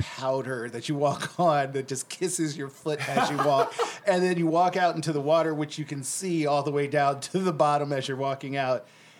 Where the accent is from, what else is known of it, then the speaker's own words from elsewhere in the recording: Michigan, United States; I'm from Michigan. I can speak Indiana.